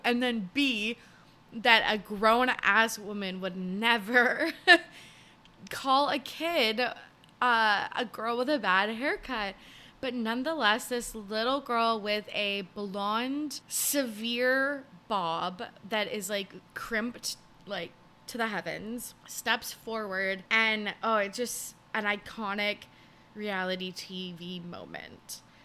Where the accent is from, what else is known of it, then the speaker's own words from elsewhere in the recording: Canada; I'm Canadian.